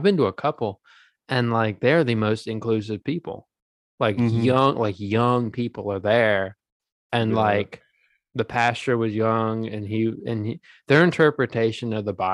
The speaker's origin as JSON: {"language": "English", "region": "the South", "country": "United States", "tie": "born or raised there", "said": "I grew up in the South"}